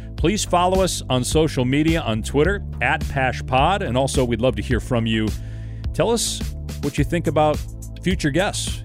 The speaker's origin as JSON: {"language": "English", "town": "Madison", "region": "Wisconsin", "country": "United States", "tie": "born or raised there", "moved": "yes", "lives_now": "Arizona, United States", "said": "I grew up in Wisconsin"}